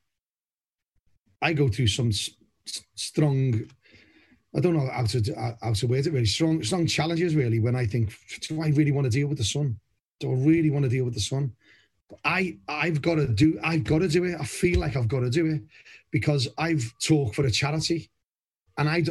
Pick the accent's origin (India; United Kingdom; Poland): United Kingdom; Liverpool, North West England; moved away as an adult; now in Somerset, United Kingdom; I've been down to Somerset longer than I was in Liverpool, born and bred in Anfield